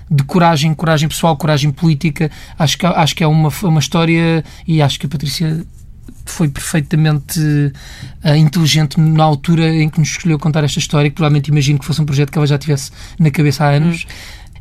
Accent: Portugal; crescemos em Portugal, em segurança, em, uh, numa família feliz

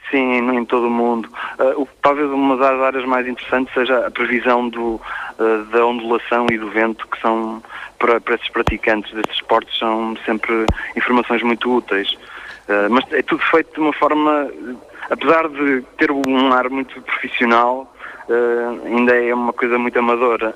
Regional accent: Portugal; eu digo sempre que sou português

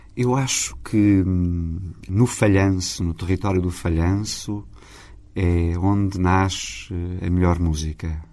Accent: Portugal; sou português. O meu coração é português. Construí aqui a minha identidade.

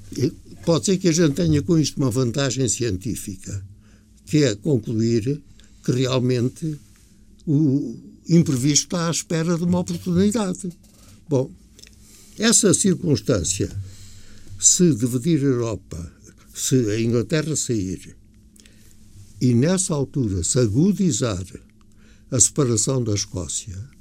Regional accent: Portugal; não me senti orgulhoso como português

